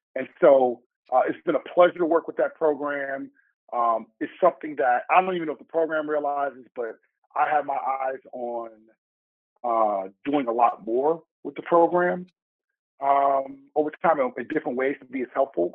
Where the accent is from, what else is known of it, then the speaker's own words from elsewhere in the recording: Chicago, Illinois, United States; moved away as an adult; also born or lived in Asia; now in New York, United States; I'm from the South Side of Chicago.